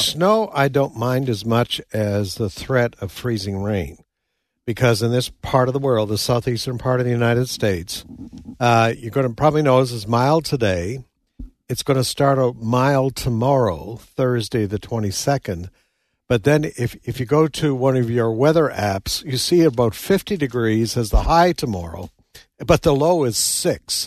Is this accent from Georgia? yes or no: no; Nova Scotia, Canada; moved away; also born or lived in New Brunswick / Saskatchewan; I grew up in Nova Scotia, Canada, lived in New Brunswick